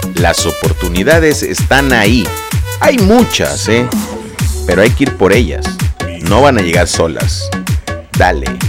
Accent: Mexico; del país México, de donde yo soy originario

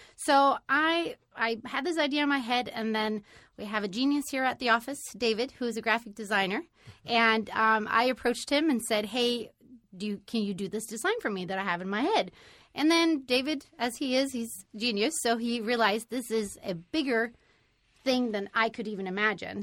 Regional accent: Sweden; now in United States; I am originally from Sweden

